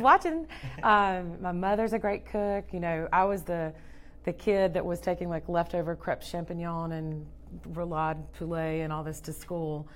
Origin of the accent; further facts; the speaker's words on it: Louisiana and Georgia, the South, United States; growing up in Louisiana and Georgia